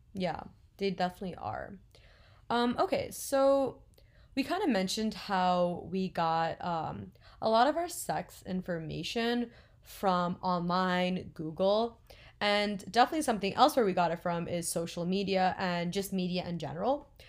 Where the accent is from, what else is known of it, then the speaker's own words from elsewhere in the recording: New Jersey, United States; I'm twenty years old and I'm from New Jersey.